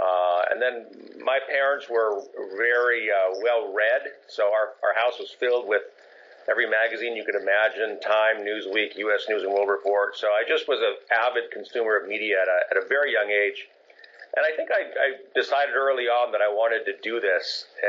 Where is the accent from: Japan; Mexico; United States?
Japan; I was born and raised in Japan. I lived there for most of the first 18 years of my life.